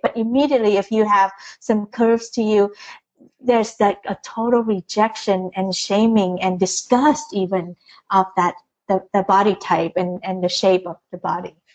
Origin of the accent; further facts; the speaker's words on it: Vietnam; moved away; I was born in Vietnam, Catholic, firstborn